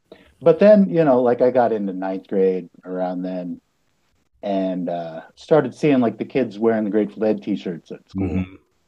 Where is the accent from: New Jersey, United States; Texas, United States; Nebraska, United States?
Nebraska, United States; Lincoln; also born or lived in North Platte, Nebraska; I was born in North Platte, Nebraska. And then when I was three, we moved to Lincoln. So I've lived in Lincoln all my life.